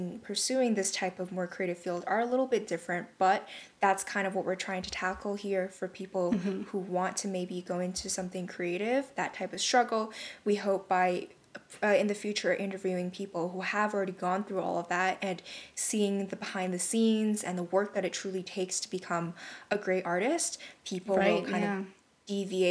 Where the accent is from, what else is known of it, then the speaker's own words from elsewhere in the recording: Canada; we're both from Canada